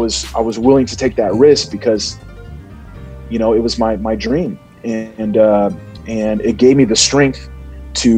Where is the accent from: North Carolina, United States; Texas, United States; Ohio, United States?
Ohio, United States; Cincinnati; I was born in Cincinnati